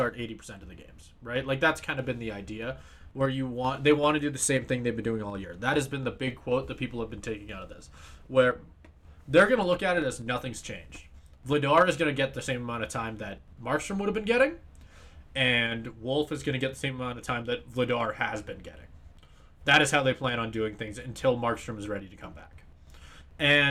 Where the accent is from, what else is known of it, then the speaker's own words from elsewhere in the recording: Canada; I'm a Canadian